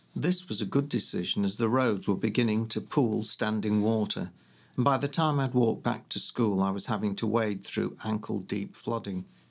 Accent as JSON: {"language": "English", "town": "Leeds", "region": "Yorkshire and the Humber", "country": "United Kingdom", "tie": "born or raised there", "also_born_or_lived": "London", "moved": "as an adult", "said": "growing up in Leeds"}